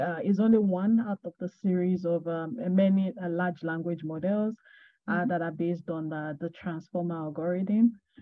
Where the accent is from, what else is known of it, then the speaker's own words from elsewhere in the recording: Ogbomosho, Oyo, Nigeria; moved away as an adult; now in London, United Kingdom; I'm from Nigeria. I'm particularly from Ogbomosho in Oyo State, Nigeria. I currently live in London. I moved more than a year ago.